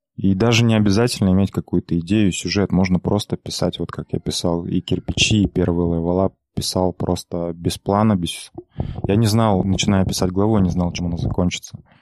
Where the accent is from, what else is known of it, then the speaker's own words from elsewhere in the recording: Aktobe, Aktobe Region, Kazakhstan; я мало того, что из Казахстана, из провинциального городка Актюбинска, так я еще и казах